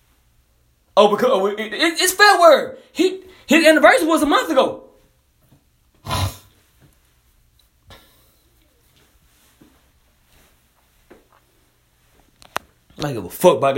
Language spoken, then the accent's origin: English; Montgomery, Alabama, United States; I'm from Montgomery, Alabama